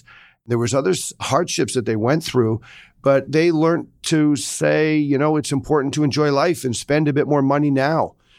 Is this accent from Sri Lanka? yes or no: yes; Sri Lanka; also born or lived in Singapore / Australia; Well, I grew up in Sri Lanka, Singapore, and Australia.